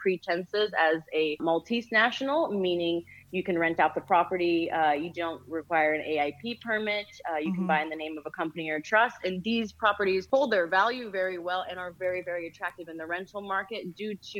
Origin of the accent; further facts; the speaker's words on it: United States; accent: American; now in Malta; I have an American accent, not the most beautiful, but for British English. But I grew up in the States